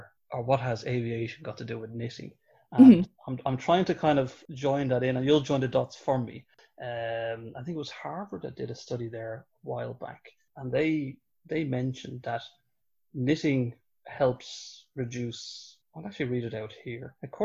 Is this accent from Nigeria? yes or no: no; Ireland; as an Irish person